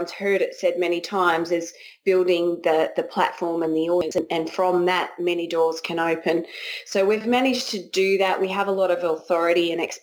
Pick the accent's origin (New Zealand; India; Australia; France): Australia; moved away as an adult; also born or lived in Raleigh, North Carolina; now in United States; we're Australian